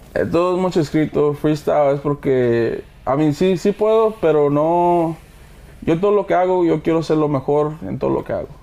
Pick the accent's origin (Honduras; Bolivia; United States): United States; Houston, Texas; also born or lived in Coahuila, Mexico; mi papá es de Monclova, mi mamá es de Monclova, mi papá es de Cuña, nosotros somos de Houston